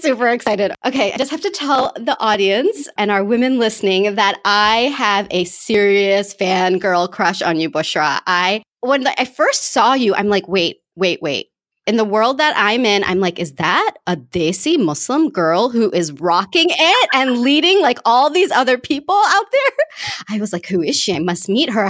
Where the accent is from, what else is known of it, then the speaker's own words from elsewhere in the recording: United States; accent: American; my American accent